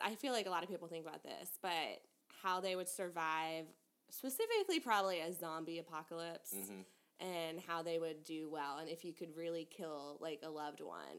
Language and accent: English; Jacksonville, Florida, United States; Jacksonville, Florida.